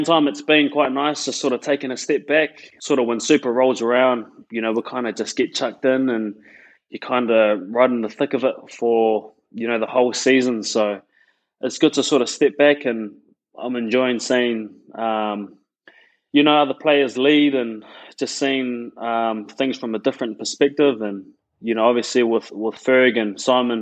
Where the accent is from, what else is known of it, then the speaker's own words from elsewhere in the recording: Christchurch, Canterbury, New Zealand; born and raised in Christchurch, which I'm really proud